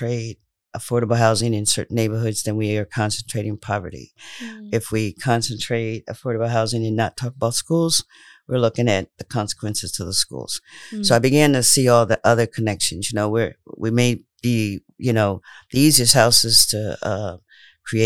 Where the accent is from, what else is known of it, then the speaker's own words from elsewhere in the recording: Indiana, United States; also born or lived in St. Louis, Missouri / Providence, Rhode Island; now in Rhode Island, United States; growing up in Indiana was kind of interesting